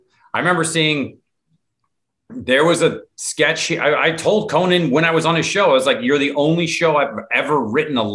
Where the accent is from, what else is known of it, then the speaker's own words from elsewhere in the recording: Mercer Island, Washington, United States; also born or lived in Rome, Italy / Haddonfield, New Jersey; I'm from Mercer, I grew up on Mercer Island